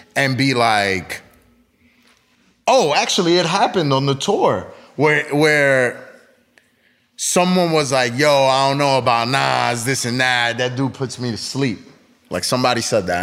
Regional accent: East Coast, United States; I grew up in the East Coast

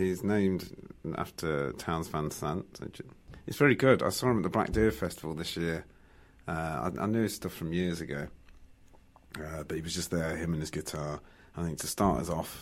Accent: Midlands, United Kingdom; moved away as an adult; now in Birmingham, United Kingdom

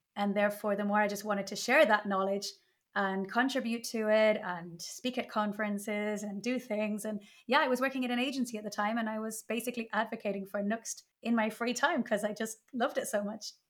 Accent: Ireland; now in Spain; I'm Irish, but living in Spain

